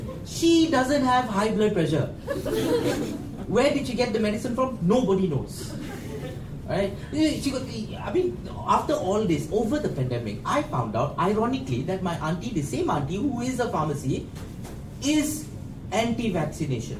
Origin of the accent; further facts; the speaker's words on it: Malaysia; I, as a Malaysian Indian